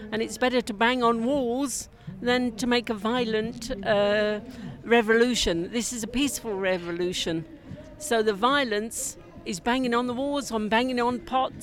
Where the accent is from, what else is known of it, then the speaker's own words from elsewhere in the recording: England, United Kingdom; now in Beirut, Lebanon; I'm English